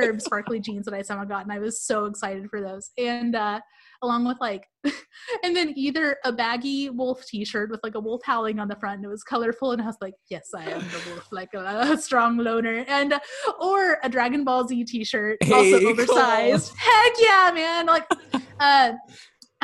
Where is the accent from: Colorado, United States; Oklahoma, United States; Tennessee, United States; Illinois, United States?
Oklahoma, United States; Tulsa; I grew up in Tulsa, Oklahoma